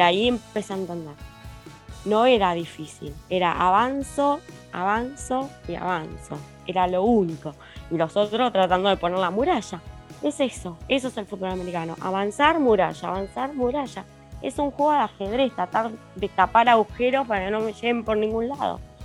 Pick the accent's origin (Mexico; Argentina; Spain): Argentina; somos argentinos de Argentina